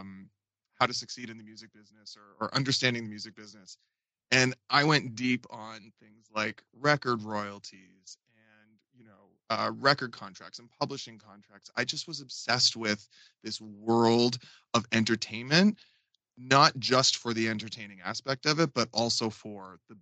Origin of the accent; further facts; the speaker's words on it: Fredericton, New Brunswick, Canada; moved away as an adult; also born or lived in Toronto / New York; growing up in Fredericton, so far removed from any of that industry